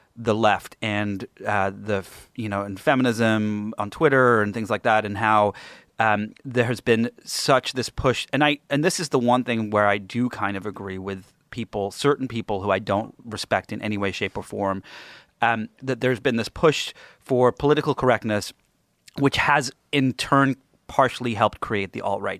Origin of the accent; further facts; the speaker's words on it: England, United Kingdom; now in United States; I grew up in England